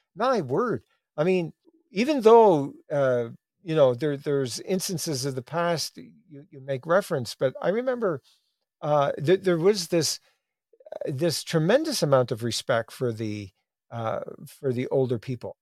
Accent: Newfoundland and Labrador, Canada; my growing up in Newfoundland

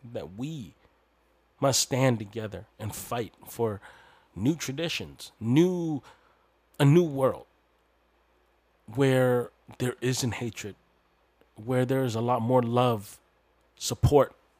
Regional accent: Canada; I'm Hmong Canadian, but my people are from the mountainous regions of Laos and Thailand

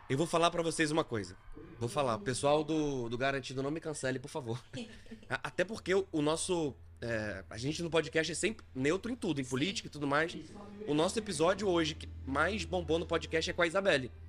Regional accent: Curitiba, Paraná, Brazil; moved away as an adult; now in Manaus, Brazil; Eu não sou daqui, eu sou de Curitiba, mas eu vim para cá na pandemia

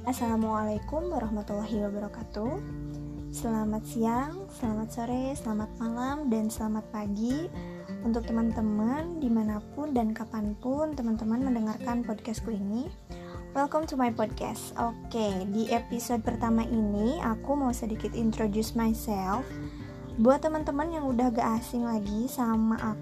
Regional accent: Cimahi, West Java, Indonesia; aku kelahiran 2000 di Bandung yang saat ini tempat kelahiranku dan tempat tinggalku ini sudah berpisah nama dan memiliki kota sendiri yaitu kota Cimahi.

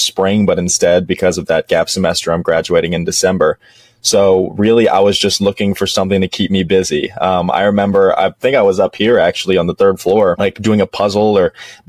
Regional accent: Dallas, Texas, United States; also born or lived in Western Massachusetts; I'm actually from Dallas, Texas, grew up here my entire life

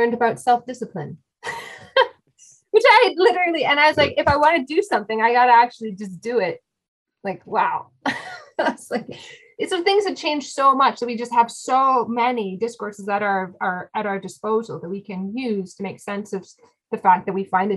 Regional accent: Canada; I'm Canadian

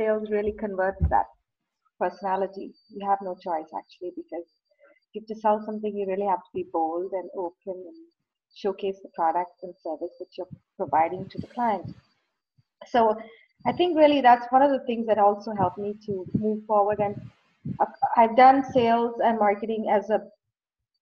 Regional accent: Bangalore, Karnataka, India; now in Toronto, Canada; I was born in India, in a city in the southern part of India called Bangalore

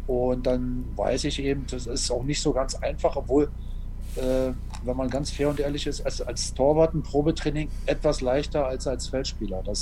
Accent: Berlin, Germany; Ja, das, ich bin ja Berliner

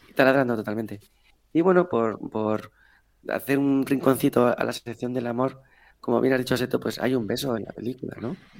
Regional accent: Spain; los malos somos los españoles

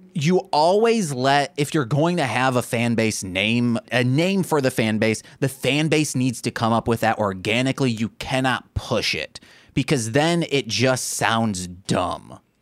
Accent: Michigan, United States; we are from Michigan

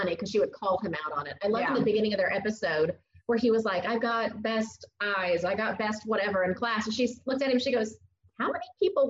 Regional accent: Illinois, United States; moved away as an adult; now in Nashville, United States; I'm from Illinois originally, and I came down right out of college for a job in TV, and I've been here for about 22 years now.

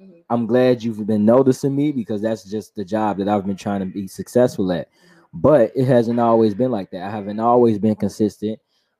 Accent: Chicago, Illinois, United States; born and raised on the southwest side of Chicago. I'm from Gage Park. I'm a rapper and a singer. I rap more.

